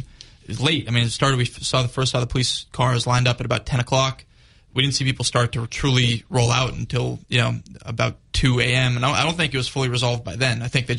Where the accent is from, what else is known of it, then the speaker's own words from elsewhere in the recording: Jerusalem, Jerusalem District, Israel; We don't have to get into this if you don't like, but I grew up in Jerusalem.